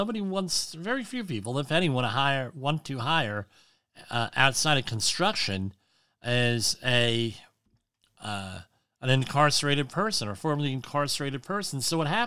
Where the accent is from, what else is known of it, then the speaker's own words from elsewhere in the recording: Woodbridge, New Jersey, United States; He was the mayor of my hometown, Jim McGreevy